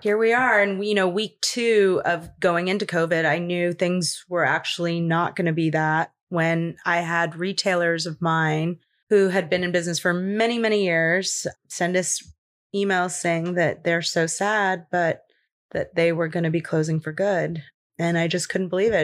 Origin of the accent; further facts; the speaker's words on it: Los Angeles, California, United States; I grew up in Los Angeles. I'm born and raised here